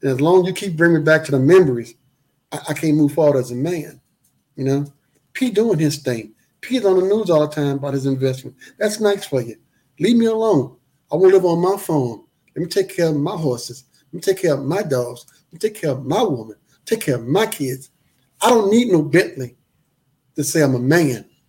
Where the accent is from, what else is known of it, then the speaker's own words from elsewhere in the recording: New Orleans, Louisiana, United States; "Man, look, I'm from New Orleans. I remember you from Mid-South.